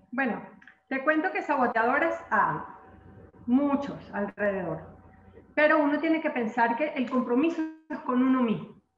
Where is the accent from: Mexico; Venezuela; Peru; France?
Venezuela; aquí en mi país, Venezuela